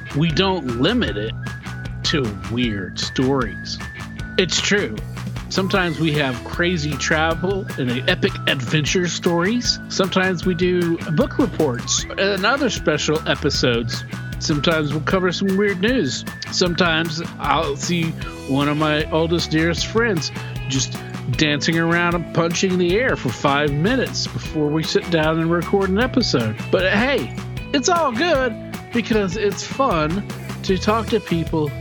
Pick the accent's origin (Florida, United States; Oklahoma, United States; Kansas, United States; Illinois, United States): Oklahoma, United States; we're farm kids from Oklahoma